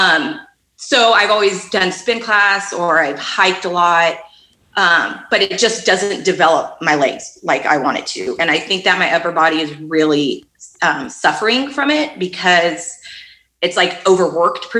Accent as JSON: {"language": "English", "town": "Fremont", "region": "California", "country": "United States", "tie": "born or raised there", "said": "I grew up in Fremont"}